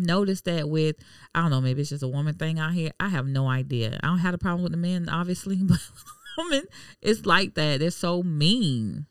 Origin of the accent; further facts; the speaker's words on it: Miami, Florida, United States; now in Jacksonville, United States; I'm from Miami, so it's a melting pot.